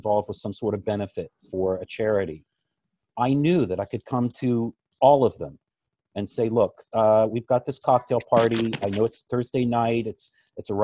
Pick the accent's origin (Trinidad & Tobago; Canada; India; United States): United States; West Virginia; I grew up in West Virginia in the 1970s.